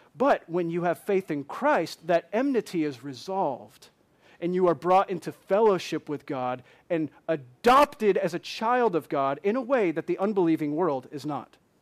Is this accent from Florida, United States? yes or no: no; Michigan, United States; moved away; I'm from Michigan